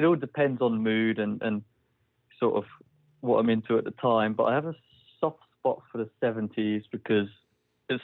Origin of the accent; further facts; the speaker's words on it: Ipswich, East of England, United Kingdom; moved away as an adult; now in Netherlands; I'm originally from the UK, from a town called Ipswich, just east of London.